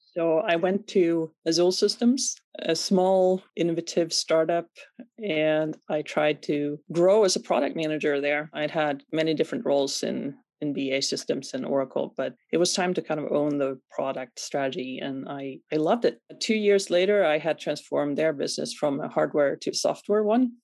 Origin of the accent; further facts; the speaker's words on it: Sweden; moved away; Born and raised in Sweden